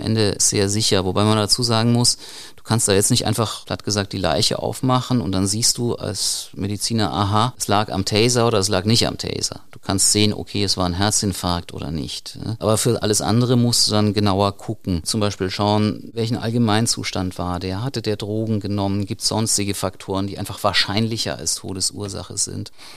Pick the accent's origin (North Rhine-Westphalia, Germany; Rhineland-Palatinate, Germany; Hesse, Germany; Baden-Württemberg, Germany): Rhineland-Palatinate, Germany; hier bei uns in der Pfalz